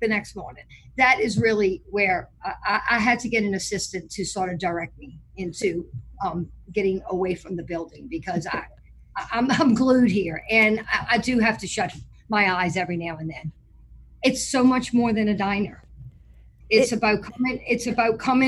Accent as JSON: {"language": "English", "town": "New Orleans", "region": "Louisiana", "country": "United States", "tie": "born or raised there", "moved": "as an adult", "lives_now": "Mandeville, United States", "said": "I am from New Orleans, Louisiana. I grew up in Lake Vista."}